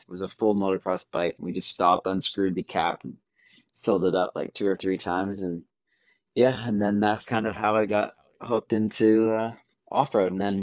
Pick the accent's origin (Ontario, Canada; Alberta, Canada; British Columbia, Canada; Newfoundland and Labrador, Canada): Ontario, Canada; Ottawa; now in Brookfield, Canada; I'm originally from Ottawa, Ontario, and I moved to Brookfield, Nova Scotia in 2009